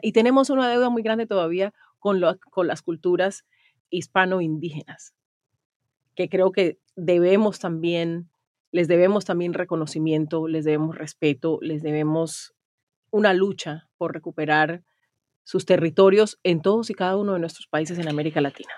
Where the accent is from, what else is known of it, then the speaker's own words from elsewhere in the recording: Chocó, Colombia; periodista colombiana, chocuana